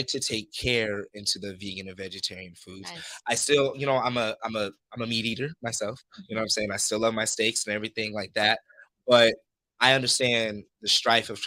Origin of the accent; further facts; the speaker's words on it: Los Angeles, California, United States; also born or lived in Compton, California / Santa Monica, California; I'm from Compton originally. And my mom moved me to Santa Monica